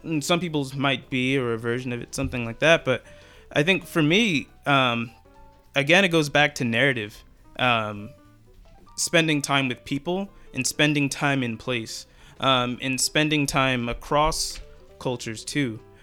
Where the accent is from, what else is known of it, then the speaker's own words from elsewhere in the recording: Philadelphia, Pennsylvania, United States; used to play for the 76ers, um, my hometown team